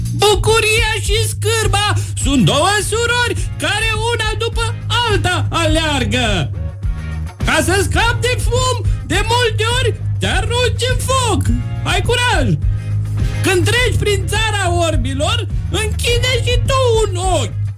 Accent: Suceava, Suceava County, Romania; also born or lived in Cluj-Napoca / Vaslui; now in Bucharest, Romania; Sunt din Suceava, am trăit ah. în Cluj, am făcut liceu teologic, după care m-am mutat la capitală

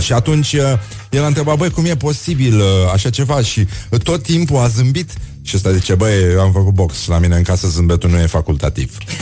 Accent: Brăila, Brăila County, Romania; eu sunt din Brăila, chiar din oraș

